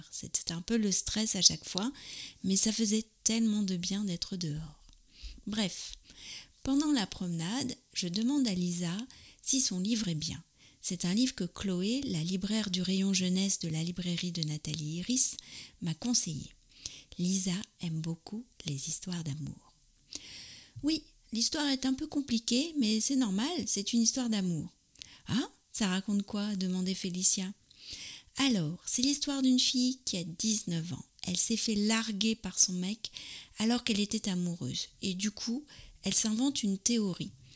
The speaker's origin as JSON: {"language": "French", "country": "France", "said": "je suis française, j'habite près de Paris"}